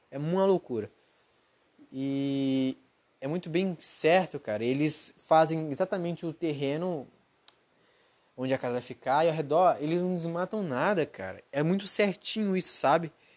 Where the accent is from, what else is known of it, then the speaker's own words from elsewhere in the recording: Brazil; now in United States; eu sou brasileiro